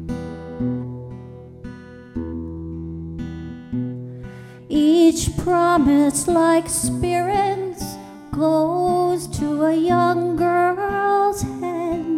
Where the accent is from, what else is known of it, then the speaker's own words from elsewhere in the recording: Dearborn, Michigan, United States; I'm born and raised in Dearborn, where WHFR is